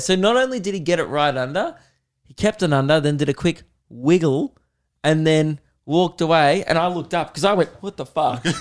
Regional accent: Melbourne, Victoria, Australia; I'm from Melbourne

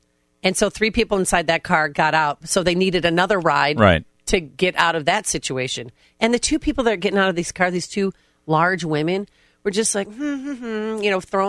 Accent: Midwest, United States; as a Midwesterner

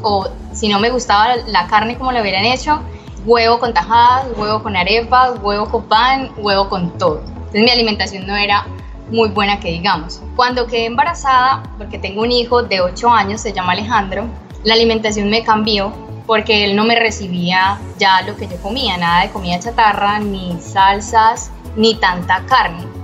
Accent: Bucaramanga, Santander, Colombia; now in Cartagena, Colombia; vivo en la ciudad de Cartagena, pero soy de Bucaramanga, Santander

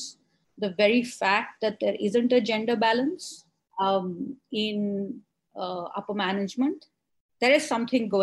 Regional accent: Delhi, India; I grew up here in Delhi

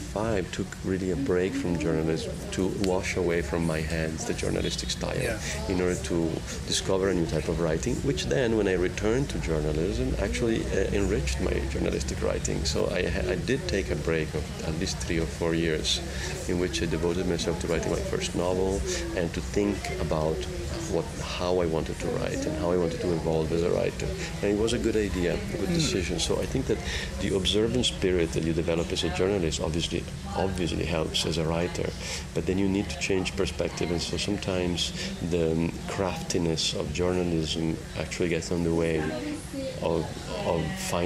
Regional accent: Italy; English is a second language; now in United States; So I think what's happening there is I see it happening in my home country in Italy as well. Of course, I've seen it in the adopted country of America as well.

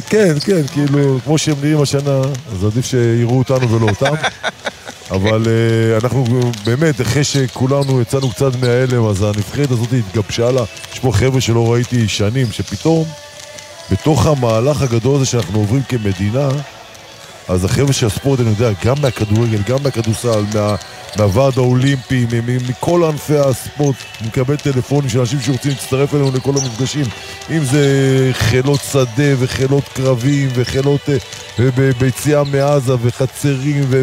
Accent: Sderot, Southern District, Israel; now in Tel Aviv, Israel; אני יליד העיר שדרות

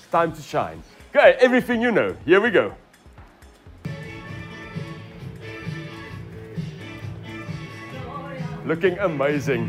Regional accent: Jan Kempdorp, Northern Cape, South Africa; I grew up in Jankemdorp, Platteland

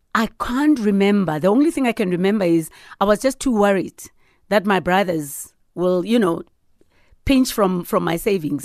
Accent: Sharpeville, Gauteng, South Africa; I'm a girl from Sharpeville, yeah. you know, and, and and my town was very small

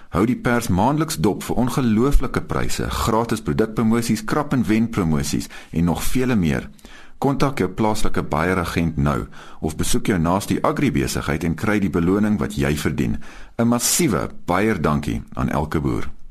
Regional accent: Eastern Cape, South Africa; moved away; ek kom oorspronklik van die Oos-Kaap af

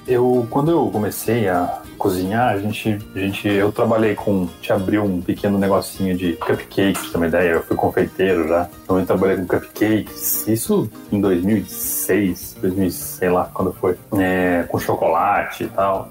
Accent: Avaré, São Paulo, Brazil; moved away as an adult; now in Campinas, Brazil; eu nasci, eu e minha esposa, né, nascemos em Avaré, na verdade, que é bem mais pro interiorzão ali, perto de Bauru, Botucatu. E eu me mudei para Campinas para estudar

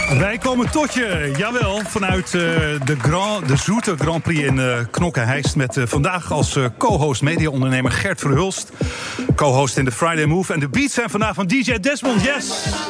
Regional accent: Netherlands

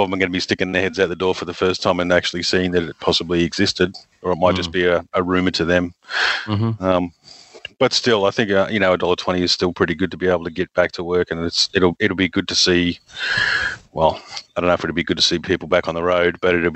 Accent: Darwin, Northern Territory, Australia; now in southeast Queensland, Australia; I'm from Darwin originally

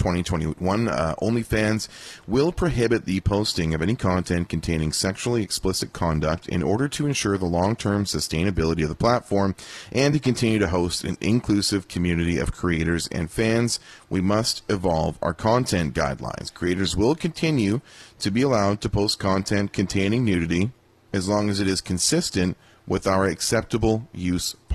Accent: Vancouver, British Columbia, Canada; growing up in Vancouver

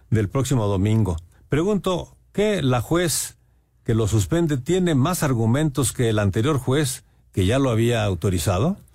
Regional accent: Xochimilco, Mexico City, Mexico; de Xochimilco.

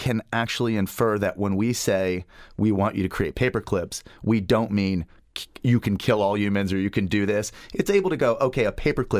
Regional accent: United Kingdom; also born or lived in Springfield, United States; I'm originally from Springfield, Massachusetts. But when I was 8, my family decided to become missionaries. So I ended up growing up in the United Kingdom, so England, Ireland, and Scotland.

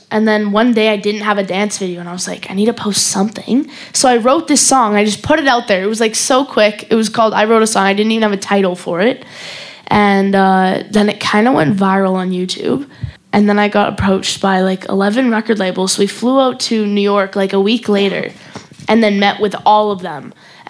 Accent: Calgary, Alberta, Canada; Calgary, Canada.

